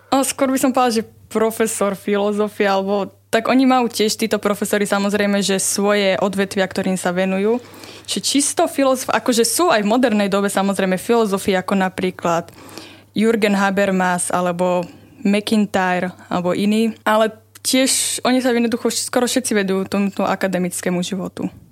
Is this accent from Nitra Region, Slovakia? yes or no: yes; Levice, Nitra Region, Slovakia; moved away as an adult; now in Trnava, Slovakia; Pochádzam z Levíc